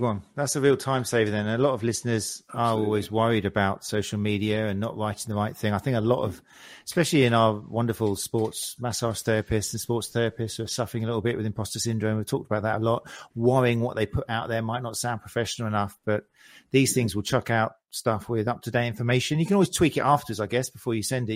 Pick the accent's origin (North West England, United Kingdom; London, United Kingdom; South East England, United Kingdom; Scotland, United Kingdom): South East England, United Kingdom; South Coast; I'm from South Coast. I know Lancing, Worthing, Brighton.